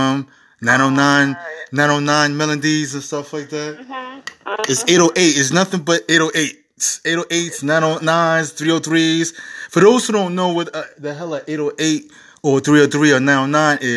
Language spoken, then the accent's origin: English; New York City, New York, United States; when I was growing up in the Bronx